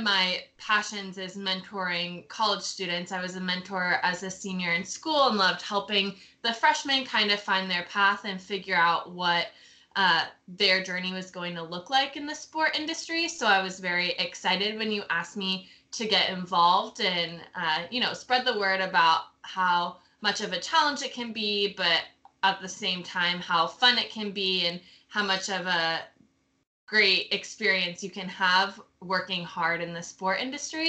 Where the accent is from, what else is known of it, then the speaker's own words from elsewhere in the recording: North Carolina, United States; I'm from North Carolina